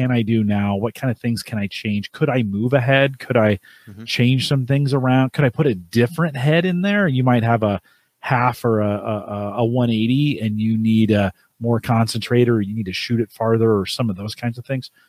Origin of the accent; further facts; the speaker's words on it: California, United States; I grew up in California